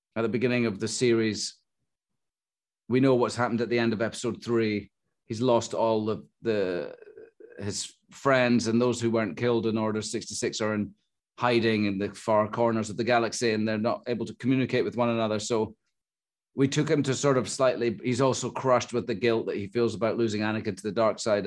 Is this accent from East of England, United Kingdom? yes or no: no; Scotland, United Kingdom; I'm Scottish